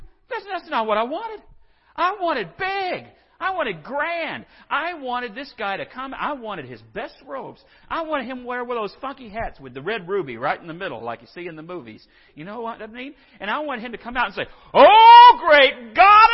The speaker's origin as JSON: {"language": "English", "town": "San Angelo", "region": "Texas", "country": "United States", "said": "I'm from San Angelo, and I swear that's home"}